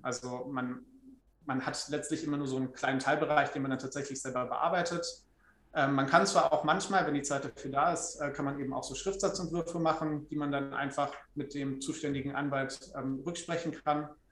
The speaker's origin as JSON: {"language": "German", "town": "Trier", "region": "Rhineland-Palatinate", "country": "Germany", "tie": "born or raised there", "also_born_or_lived": "Freiburg", "moved": "as an adult", "said": "ich komme aus Trier gebürtig, habe dann natürlich mein Abi dort gemacht"}